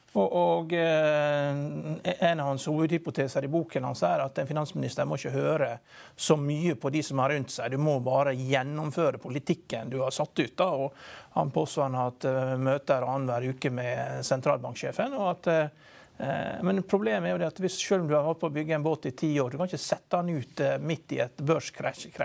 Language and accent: Norwegian; Vigra, Møre og Romsdal, Norway; Vigra, som der jeg kommer fra